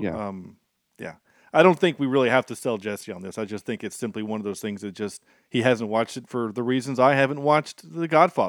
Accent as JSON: {"language": "English", "country": "Ireland", "said": "I am Irish, mm-hmm."}